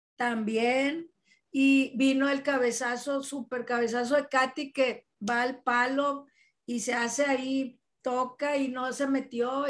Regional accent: Monterrey, Nuevo León, Mexico; como regios

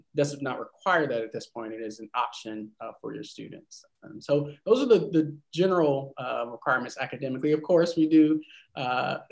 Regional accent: North Carolina, United States; Originally from North Carolina

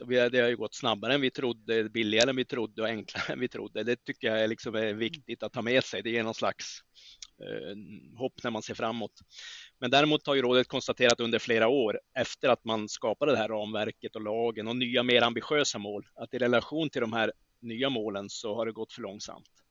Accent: northern Sweden, Sweden; min hembygd i norra Sverige

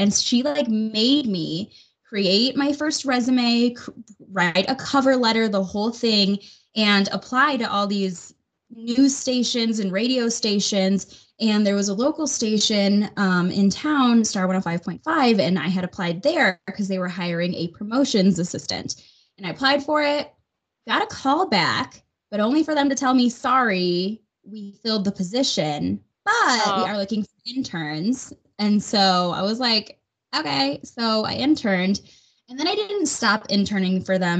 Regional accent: Chicago, Illinois, United States; moved away as an adult; now in Denver, United States; when I first moved to Colorado, I'm not from here. I'm originally from the Chicagoland area, and I've kind of bounced around with radio a little bit and found myself in Denver with my now fiance.

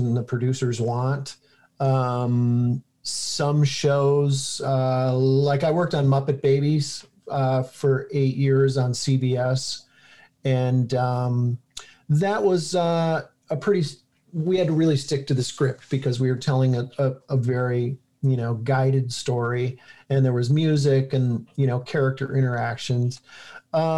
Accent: St. Clair Shores, Michigan, United States; when I was a poor kid growing up in St. Clair Shores, Michigan

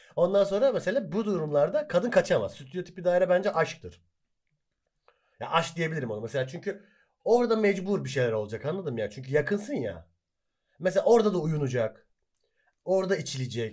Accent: Hatay, Turkey; Hataylıyız biz.

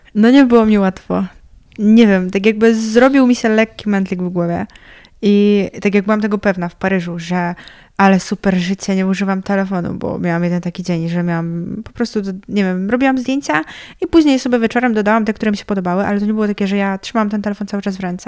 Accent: near Trzebnica, Lower Silesian Voivodeship, Poland; jestem z wioski

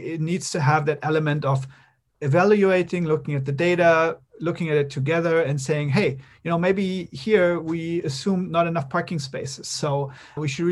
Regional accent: Berlin, Germany; in Berlin, my hometown

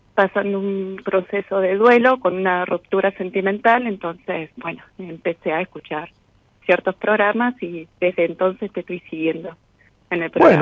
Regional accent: Trelew, Chubut, Argentina; Soy de Trelew, Chubut.

